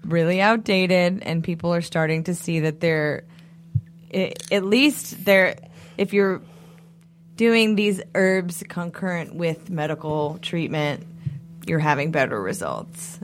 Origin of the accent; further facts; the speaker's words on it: New England, United States; I'm just from New England